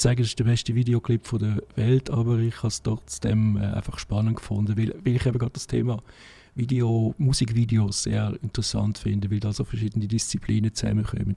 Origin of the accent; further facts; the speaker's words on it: Davos, Graubünden, Switzerland; moved away; also born or lived in Zurich; ich bin in Davos aufgewachsen